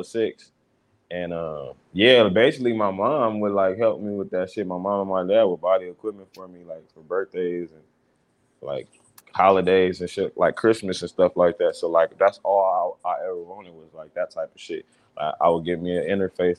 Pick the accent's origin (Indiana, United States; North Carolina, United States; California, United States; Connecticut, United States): California, United States; Fontana; I'm from the Fontana and shit, north side